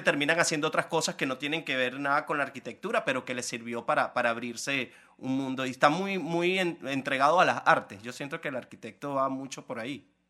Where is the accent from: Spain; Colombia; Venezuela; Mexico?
Venezuela; moved away as an adult; hasta que salí de Venezuela